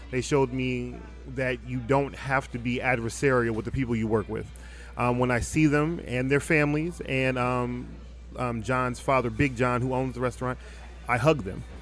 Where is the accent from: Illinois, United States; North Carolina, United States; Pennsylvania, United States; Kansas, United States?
Pennsylvania, United States; Philadelphia; also born or lived in Biloxi, United States / Jackson, United States; I'm from Philadelphia, Pennsylvania originally. All right. Um, my father was in the Air Force. I've lived all over the country. I went to um, high school in Biloxi. I went to college at Jackson State University in Jackson